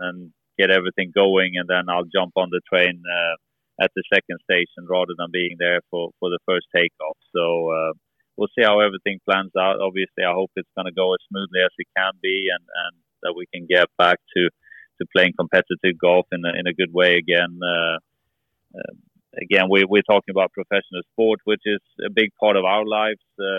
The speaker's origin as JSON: {"language": "English", "town": "Gothenburg", "region": "Västra Götaland", "country": "Sweden", "tie": "born or raised there", "also_born_or_lived": "Orlando, United States / near Malmö, Sweden", "moved": "yes", "said": "I was born in Gothenburg, which is still very much in the southern part"}